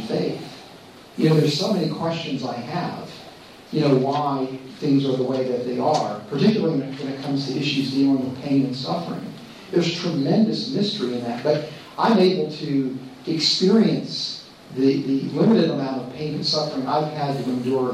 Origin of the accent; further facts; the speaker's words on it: Los Angeles, California, United States; I'm from America, from the Los Angeles area